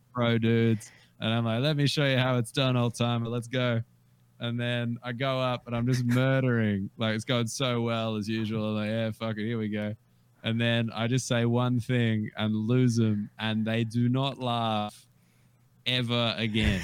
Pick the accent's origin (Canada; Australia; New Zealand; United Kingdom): Australia; I was Australian and I wasn't from there